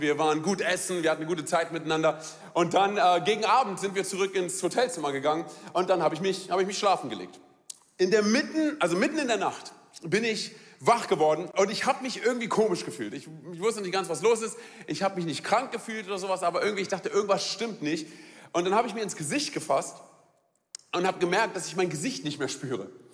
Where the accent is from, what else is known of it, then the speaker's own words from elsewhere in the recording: Germany; bei uns in Deutschland